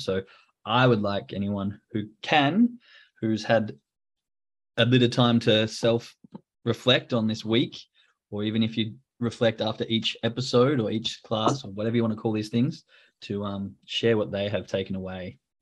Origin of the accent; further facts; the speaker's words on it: Australia; now in Germany; I'm from Australia